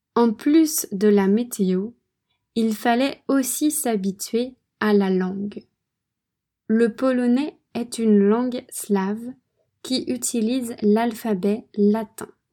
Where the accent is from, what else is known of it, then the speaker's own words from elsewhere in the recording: France; moved away as an adult; also born or lived in Poland / Vietnam / Philippines; La France est mon pays d'origine. J'ai grandi là-bas